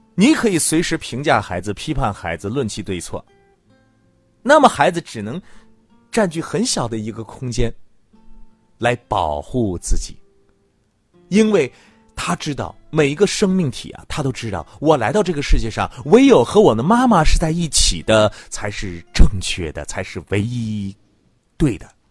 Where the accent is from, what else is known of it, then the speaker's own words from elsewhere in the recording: China; 只有我们中国人能够从古到今一直都去理解的